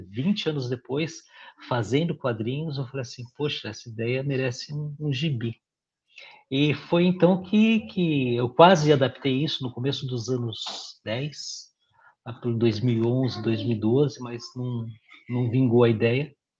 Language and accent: Portuguese; São Paulo, Brazil; Sou paulistano, beirando 50 anos